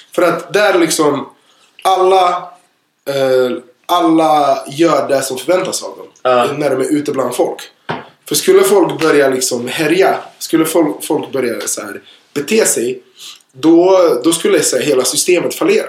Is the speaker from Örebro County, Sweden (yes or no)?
yes; Örebro, Örebro County, Sweden; Jag kommer ju från en liten stad, jag kommer ju från Örebro